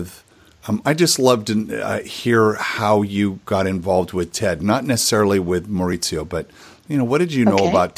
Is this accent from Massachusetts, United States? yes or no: no; Santa Barbara, California, United States; I'm talking to someone in my hometown here of Santa Barbara, California.